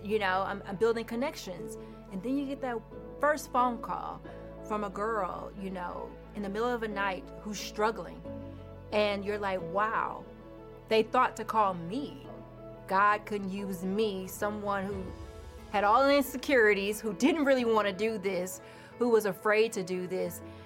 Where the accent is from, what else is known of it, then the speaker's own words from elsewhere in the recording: Houston, Texas, United States; moved away as an adult; now in Maryland, United States; I'm from Houston, Texas, um, born and raised, and uh, I grew up in the church